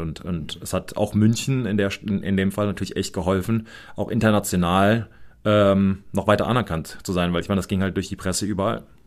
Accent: United States; ich als Amerikaner

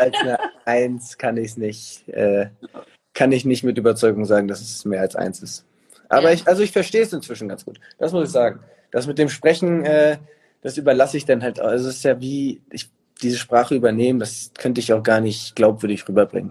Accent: Hamburg, Germany; moved away as an adult; now in Munich, Germany; ich bin ja nicht mal in Hamburg geboren, aber es ist für mich trotzdem Heimat

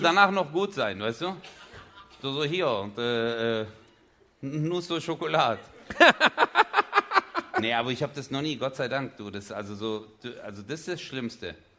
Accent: Çarşamba, Samsun, Turkey; da wo ich herkomme in der Türkei

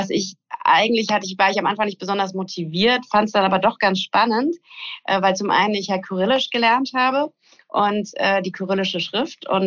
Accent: West Germany, Germany; Ich bin ja in Westdeutschland zur Schule gegangen

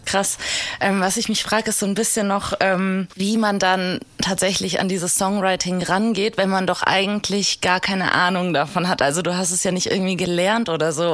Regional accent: Hesse, Germany; ich bin ja Hessin

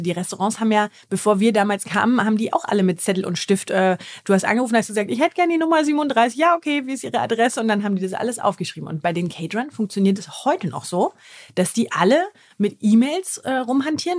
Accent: Germany; als Deutscher

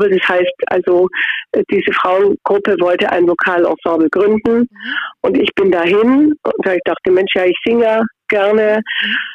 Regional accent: Augsburg, Bavaria, Germany; ich bin aus Augsburg auch eine Augsburgerin.

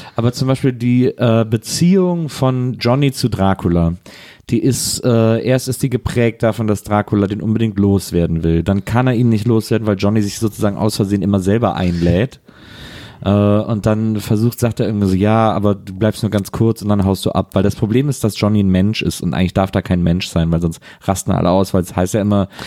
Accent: Wesseling, North Rhine-Westphalia, Germany; ich war heute in Wesseling. Ich war heute in der Stadt, in der ich groß ja, geworden bin

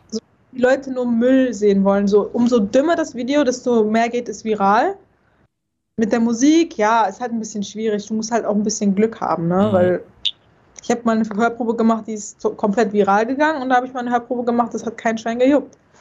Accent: North Rhine-Westphalia, Germany; ich komme ja nicht von hier, weißt du? Ich komme ja aus NRW

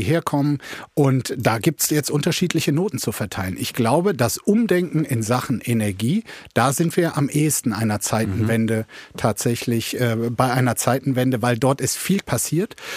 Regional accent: Germany

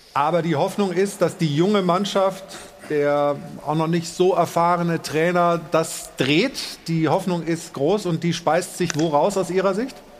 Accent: Stuttgart, Baden-Württemberg, Germany; gebürtiger Stuttgarter

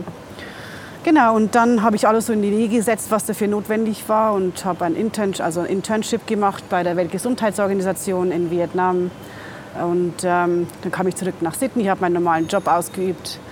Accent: near Regensburg, Bavaria, Germany; moved away as an adult; now in Dakar, Senegal; Ursprünglich bin ich aus Bayern, bei Regensburg.

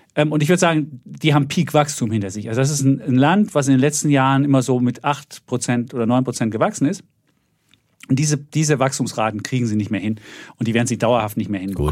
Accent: East Germany, Germany; als Ossi

